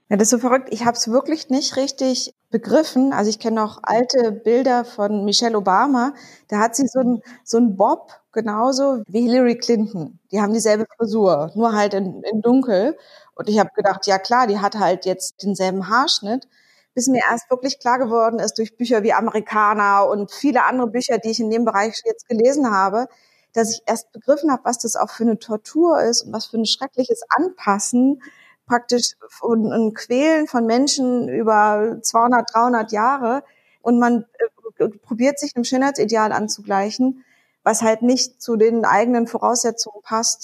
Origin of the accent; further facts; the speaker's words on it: Berlin, Germany; als Berlinerin, die in so einer kleinen Insel, auf einer kleinen Insel quasi groß geworden ist